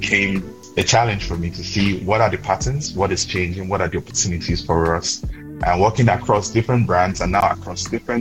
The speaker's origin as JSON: {"language": "English", "country": "Nigeria", "moved": "yes", "lives_now": "Accra, Ghana", "said": "I'm from Nigeria, and I'm joining from Accra, Ghana today"}